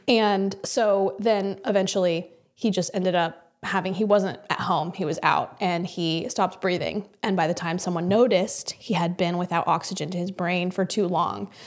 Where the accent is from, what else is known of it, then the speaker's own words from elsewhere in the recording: Kansas, United States; moved away as an adult; also born or lived in New York; I grew up in Kansas